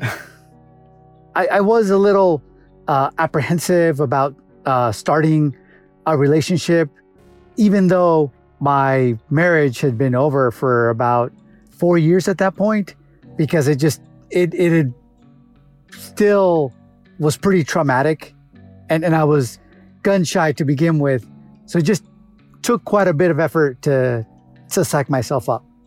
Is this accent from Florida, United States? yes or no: no; Los Angeles, California, United States; originally from Los Angeles, California